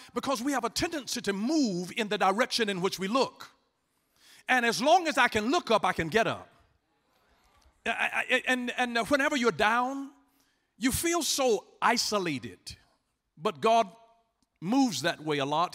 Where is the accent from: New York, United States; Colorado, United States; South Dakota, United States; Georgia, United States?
Georgia, United States; Atlanta; I'm from Atlanta, Georgia. I was born and raised there